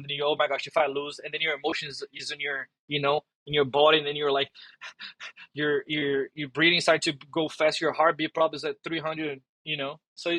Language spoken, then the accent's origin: English; Brazil; English is a second language; now in United States; And that was a big thing when I came from Brazil.